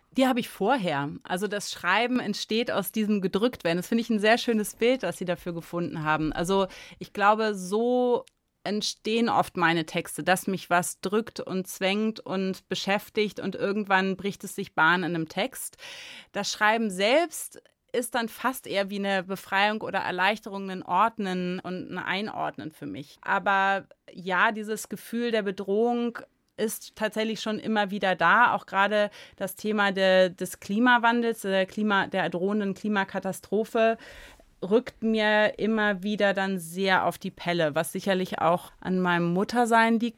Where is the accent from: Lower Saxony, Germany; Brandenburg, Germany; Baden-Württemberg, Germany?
Lower Saxony, Germany; Göttingen; also born or lived in Bad Gandersheim; in Göttingen tatsächlich, wo ich geboren bin.